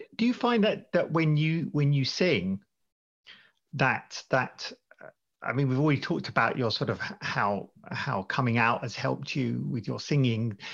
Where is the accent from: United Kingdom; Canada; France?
United Kingdom; also born or lived in United States; now in Sweden; I'm, I'm British originally, I lived a long time in America and now in Sweden